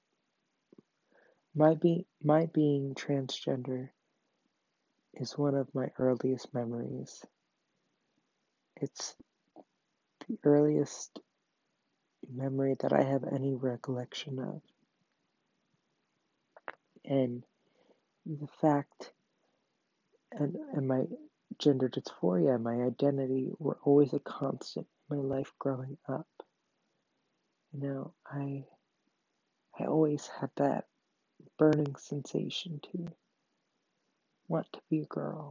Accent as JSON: {"language": "English", "town": "Baltimore", "region": "Maryland", "country": "United States", "tie": "born or raised there", "said": "I was born on July 4th, 2001, in Baltimore, Maryland"}